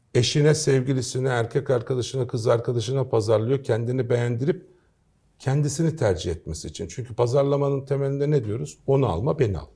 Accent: Istanbul, Turkey; also born or lived in Kayseri / Strasbourg; 1968 İstanbul doğumlu

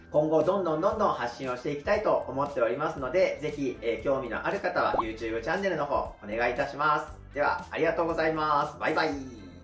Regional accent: Hachioji, Tokyo, Japan; 私はもう生まれ育ちも八王子ですので

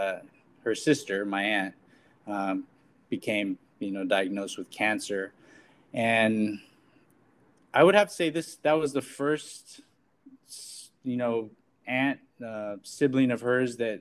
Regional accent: Fresno, California, United States; I am a social equity applicant, and I am from Fresno

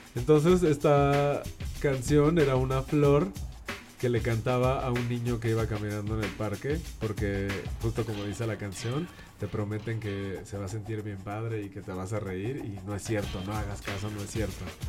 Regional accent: Mexico City, Mexico; Soy de aquí de la Ciudad de México, nací aquí y vivo aquí la mayor parte de mi vida

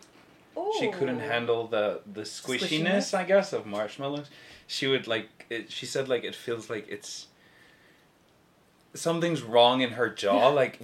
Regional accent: South Africa; I'm from South Africa. Not that I sound like it, I'm so sorry.

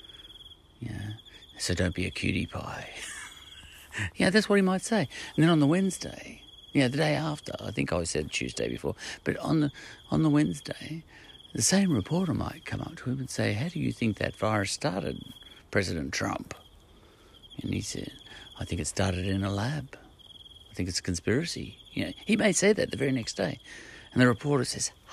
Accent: Australia; I'm an Australian

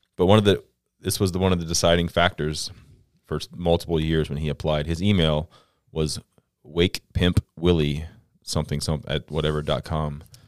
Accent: Central Florida, United States; moved away as an adult; I'm from Central Florida

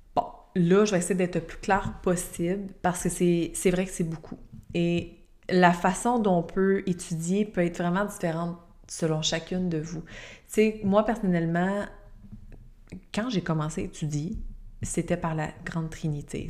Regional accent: Quebec, Canada; je suis québécoise

